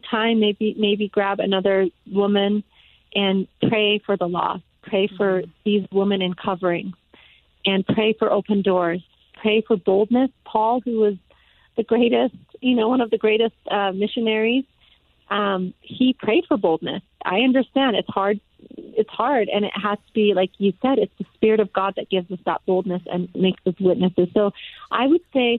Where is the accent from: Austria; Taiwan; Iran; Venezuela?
Iran; now in United States; I don't speak Arabic. I speak Farsi. I'm from Iran.